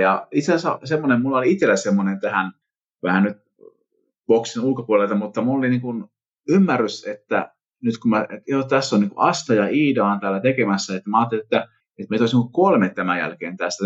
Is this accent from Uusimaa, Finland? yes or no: no; Vimpeli, South Ostrobothnia, Finland; mä tuun Vimpelistä